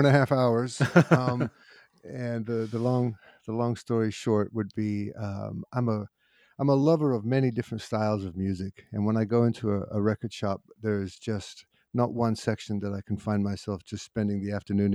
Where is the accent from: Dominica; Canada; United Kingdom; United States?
United Kingdom; London; I didn't grow up in America. I grew up in London